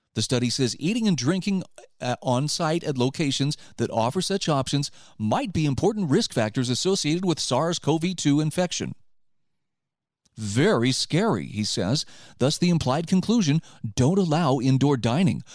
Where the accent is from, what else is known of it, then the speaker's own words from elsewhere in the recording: Utah, United States; my home state of Utah